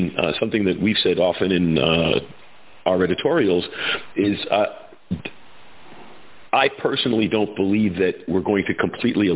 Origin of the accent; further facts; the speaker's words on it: New York, United States; I'm a New Yorker by birth